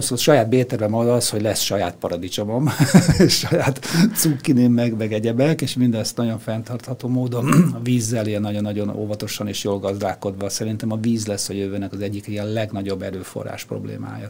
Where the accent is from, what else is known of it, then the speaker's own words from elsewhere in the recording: Budapest, Hungary; also born or lived in Lake Balaton; Tőzsdőkeres Budapesti vagyok